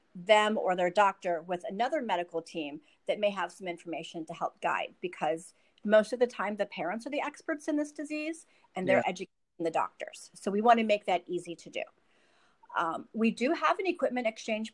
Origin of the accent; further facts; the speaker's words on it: Michigan, United States; moved away as an adult; also born or lived in Columbus, Ohio; now in Florida, United States; I was born in Michigan. I currently live in Florida